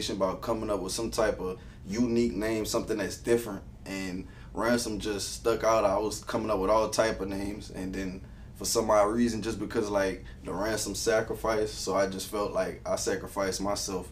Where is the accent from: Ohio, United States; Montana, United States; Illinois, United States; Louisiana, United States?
Louisiana, United States; Abbeville; I'm from Abbeville, Louisiana